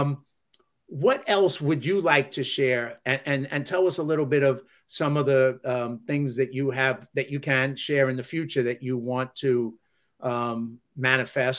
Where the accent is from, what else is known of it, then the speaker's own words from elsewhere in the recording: New York City, New York, United States; growing up in the South Bronx